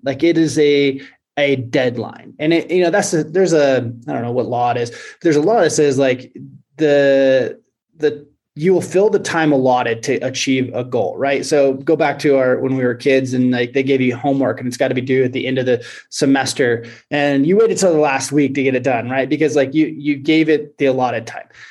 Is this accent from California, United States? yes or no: no; Oregon, United States; now in Montana, United States; I live in Montana. Um, I grew up in Oregon